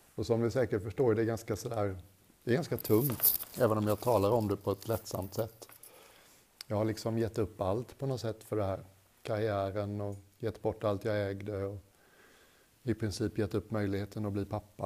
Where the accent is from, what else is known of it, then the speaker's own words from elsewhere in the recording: Sweden; Jag är svensk